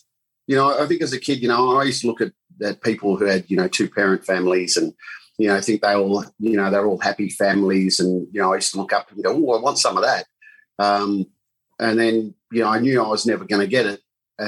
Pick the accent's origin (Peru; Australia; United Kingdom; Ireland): Australia; Perth, Western Australia; also born or lived in Northam, Western Australia; I'm a West Australian boy. I was born in Northern, even though I tell everybody York